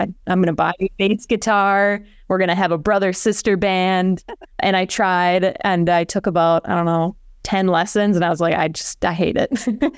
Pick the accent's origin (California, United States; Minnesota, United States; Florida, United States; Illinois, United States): Minnesota, United States; Orono; I'm from Orno, Minnesota, small town, west suburbs. I grew up on a hobby farm where I showed horses, you know, woke up before school to feed all the animals, and then went to school in North Dakota, in Fargo.